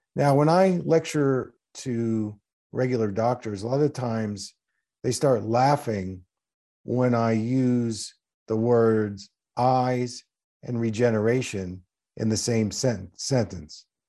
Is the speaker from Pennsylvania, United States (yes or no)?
yes; Philadelphia, Pennsylvania, United States; my first practice was in the Philadelphia area. That's where I grew up in Pennsylvania